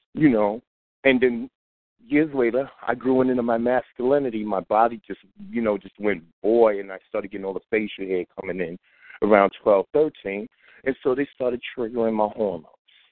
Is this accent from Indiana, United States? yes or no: no; New York City, New York, United States; I'm from Crown Heights, East New York, Flatbush, in Brooklyn, New York. All right, that's where I grew up at.